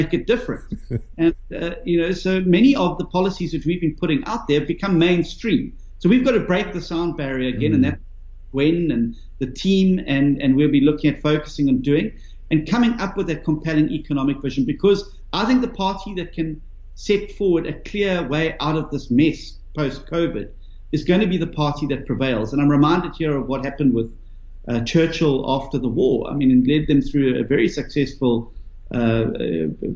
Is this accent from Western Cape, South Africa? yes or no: no; Durban, KwaZulu-Natal, South Africa; I'm from Durban